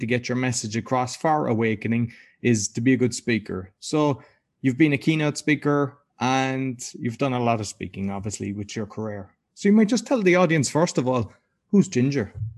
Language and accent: English; Ireland; I'm Irish.